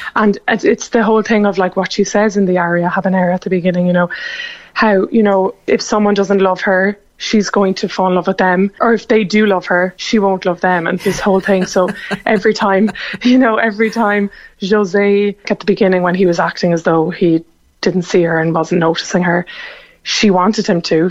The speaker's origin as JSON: {"language": "English", "town": "Cork", "region": "Munster", "country": "Ireland", "tie": "born or raised there", "moved": "yes", "said": "my hometown"}